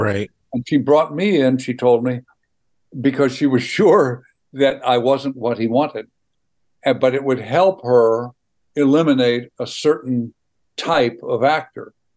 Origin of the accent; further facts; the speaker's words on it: Missouri, United States; accent: Missouri; moved away; also born or lived in Los Angeles / Wisconsin; my Missouri accent